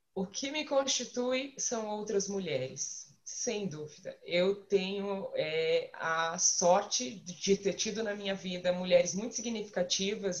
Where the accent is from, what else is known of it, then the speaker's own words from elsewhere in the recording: Curitiba, Paraná, Brazil; eu sou daqui, sou curitibano, eu nasci aqui, boa parte da minha vida aqui